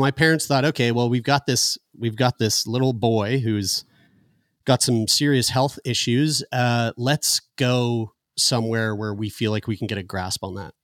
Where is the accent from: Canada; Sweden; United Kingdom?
Canada; Halifax, Nova Scotia; born or raised there; also born or lived in St. John's, Newfoundland